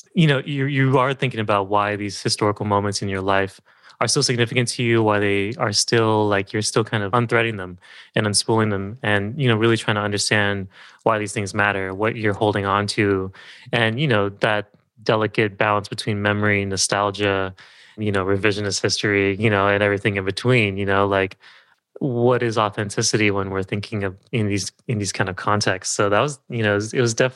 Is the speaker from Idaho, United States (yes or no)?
no; Southern California, United States; born or raised there; also born or lived in Berkeley, California / San Francisco, California